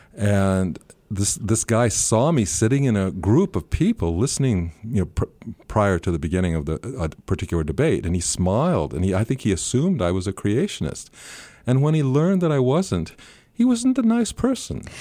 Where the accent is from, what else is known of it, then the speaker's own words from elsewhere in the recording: rural Northern California, United States; moved away as an adult; also born or lived in New Zealand; now in Auckland, New Zealand; I grew up in rural Northern California